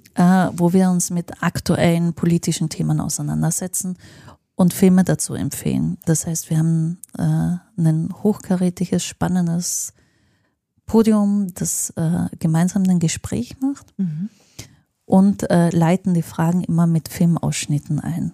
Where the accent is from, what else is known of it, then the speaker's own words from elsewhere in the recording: Linz, Upper Austria, Austria; now in Berlin, Germany; in meiner Heimatstadt in Linz